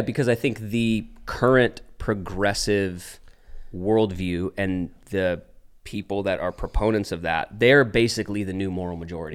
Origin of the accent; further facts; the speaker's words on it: Dallas, Texas, United States; moved away as an adult; now in Los Angeles, United States; raised in Dallas. Moved to L A, Los Angeles